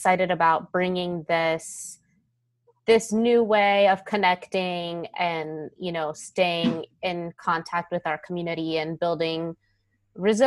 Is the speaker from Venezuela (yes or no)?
no; Southern California, United States; moved away as an adult; now in Charlottesville, United States; I was born and raised in Southern California